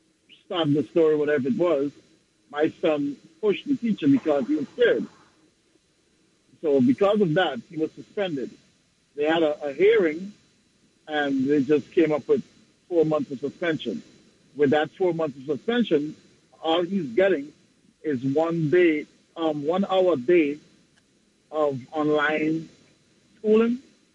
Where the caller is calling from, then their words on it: Long Island, New York, United States; Good evening. … I'm from Long Island.